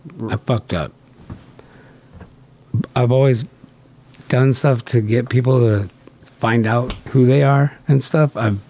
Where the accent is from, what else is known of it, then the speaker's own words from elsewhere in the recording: Southern California, United States; I'm from California. Yeah, yeah. I grew up at the beach.